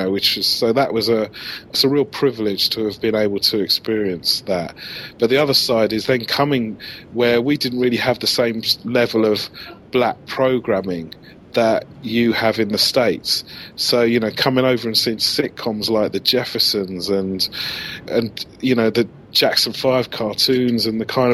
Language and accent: English; England, United Kingdom; a black kid growing up in England